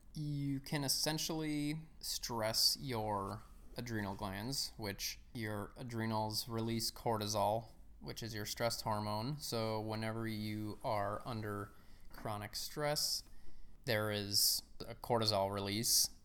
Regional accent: Chicago, Illinois, United States; I grew up in the suburbs of Chicago. Uh, I lived there all my life.

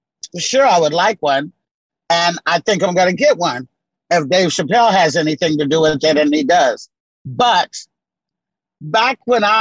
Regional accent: Tolland, Arkansas, United States; born there; You know, well, I was born in Tolland, Arkansas. Tiny, tiny rural town. Population today is maybe 235.

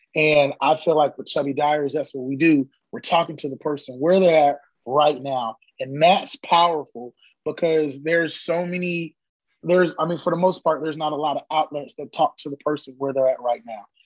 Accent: Orlando, Florida, United States; moved away as an adult; now in Austin, United States; born and raised in Orlando, Mickey Mouse Country

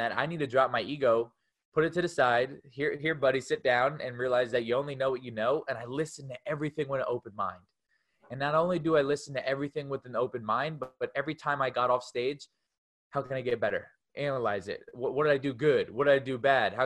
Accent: New Jersey, United States; moved away as an adult; now in Tampa, United States; I moved from New Jersey, where I lived my whole entire life, and I moved to Tampa

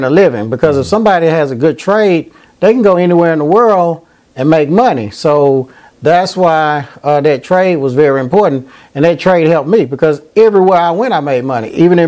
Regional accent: Nashville, Tennessee, United States; I'm from Nashville, Tennessee. I graduated from Hunters Lane High School

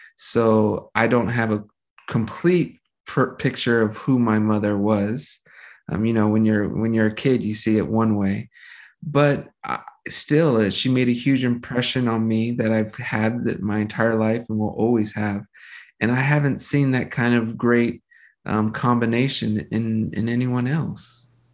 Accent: Los Angeles, California, United States; I grew up, my whole family pretty much settled here in Los Angeles, California.

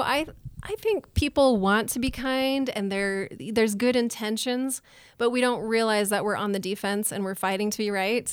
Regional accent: Utah, United States; also born or lived in New Orleans, Louisiana / Nashville, Tennessee; now in Idaho Falls, United States; I grew up in Utah. I've lived in New Orleans, Louisiana, Nashville, Tennessee, and now I live in Idaho Falls.

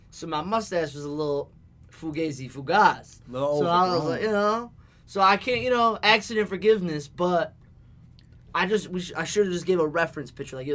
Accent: Connecticut, United States; we're from Connecticut.

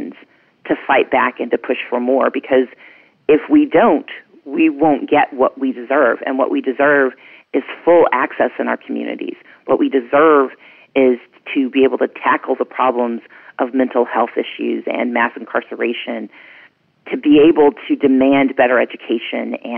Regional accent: Mississippi, United States; now in Georgia, United States; I grew up poor in Mississippi

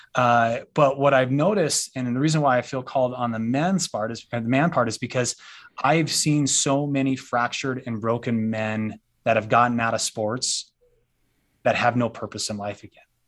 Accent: United States; we as a culture, as an American culture

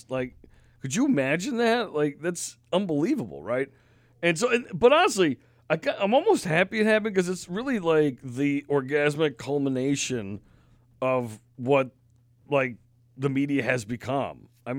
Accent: New York, United States; now in Maine, United States; I never seen it before I moved to Maine. Now, I came right from New York, so there's no balls on trucks in New York.

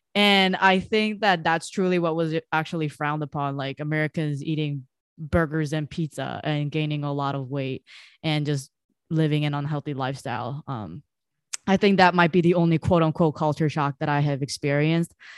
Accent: South Korea; now in United States; I was growing up in Korea

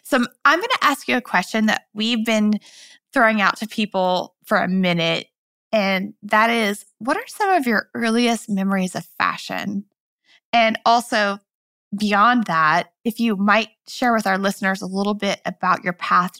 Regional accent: Midwest, United States; moved away; I grew up in the Midwest originally.

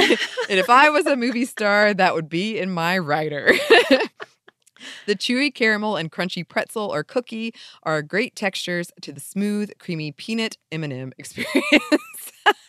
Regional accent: Florida, United States; Growing up in Florida, my earliest memories of the spicy speckles came from eating fried clam strips dipped in adult ketchup, aka cocktail sauce.

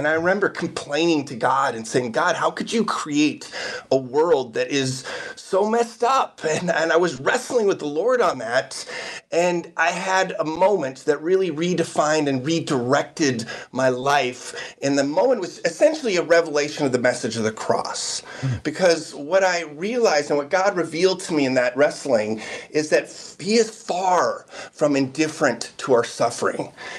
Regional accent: Amsterdam, North Holland, Netherlands; So I actually was born and raised in Amsterdam in the Netherlands.

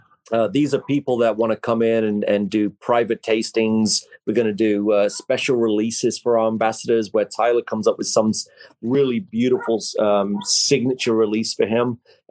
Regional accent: England, United Kingdom; now in United States; He grew up in Troy, Alabama. I grew up in England, thousands of miles away, but we're basically the same person.

